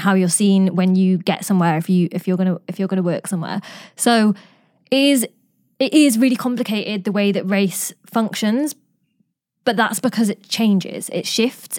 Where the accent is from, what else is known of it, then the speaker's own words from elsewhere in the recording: Newcastle upon Tyne, North East England, United Kingdom; I grew up in Newcastle